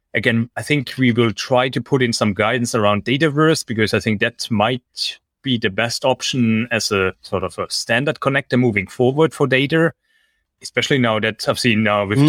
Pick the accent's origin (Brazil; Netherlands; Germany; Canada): Germany; moved away as an adult; now in Singapore; I'm originally from Germany and I studied in Germany